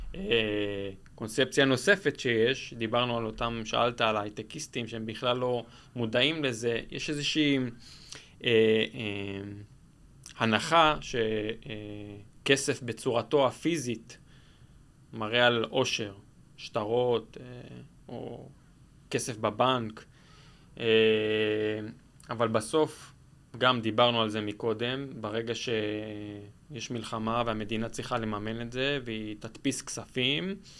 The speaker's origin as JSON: {"language": "Hebrew", "country": "Israel", "said": "אנחנו בתור ישראלים כבר רגילים"}